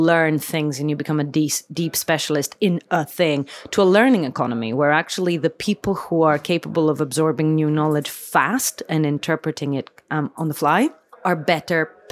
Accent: Athens, Attica, Greece; I was born and raised in Athens

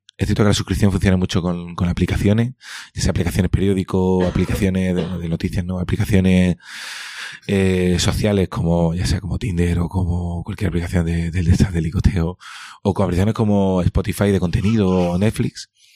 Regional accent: Cádiz, Andalusia, Spain; now in Seville, Spain; me considero andaluz, me considero eh, gaditano y andaluz, en ese orden.

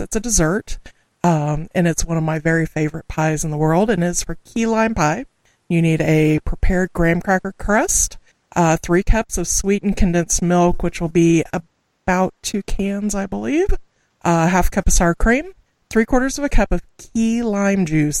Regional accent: Southwest Missouri, United States; first language English; I'm from the Midwest, specifically Southwest Missouri, and most folks refer to us as quote unquote hillbillies.

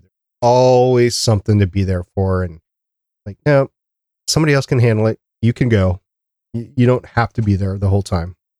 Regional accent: Minnesota, United States; we're from Minnesota

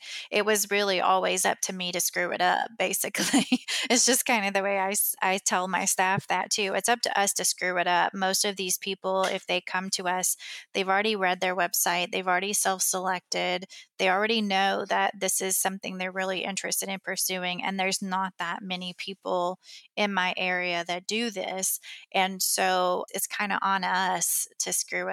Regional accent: Kentucky, United States; I came back to my hometown and opened it

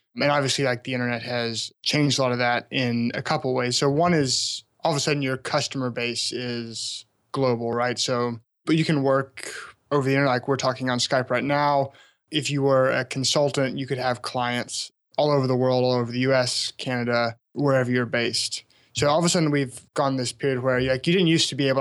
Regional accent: small town about an hour outside Memphis, Tennessee, United States; moved away; also born or lived in Alabama; I grew up in a small town about an hour outside of downtown Memphis

